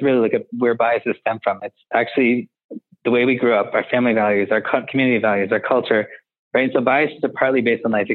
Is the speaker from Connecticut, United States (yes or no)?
yes; Connecticut, United States; where I grew up in Connecticut